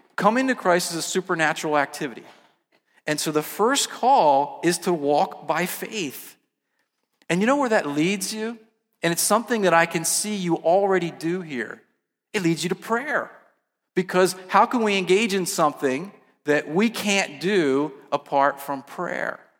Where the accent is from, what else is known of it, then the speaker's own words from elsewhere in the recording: New Jersey, United States; I grew up in South Jersey